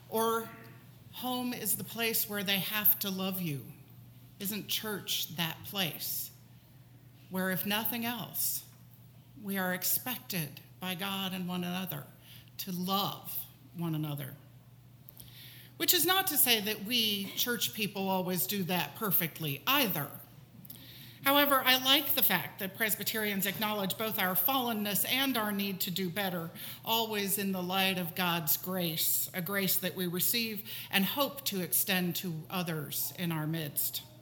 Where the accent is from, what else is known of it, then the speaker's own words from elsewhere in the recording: Gainesville, Florida, United States; also born or lived in New Jersey / Indiana / Pennsylvania; Because I was born in New Jersey, but I was six months old when we moved to Indiana, and I was three years old when we moved to Pennsylvania, and I was eight years old when we moved to Florida, and I lived in Gainesville, Florida, which I, I, suppose I would consider my hometown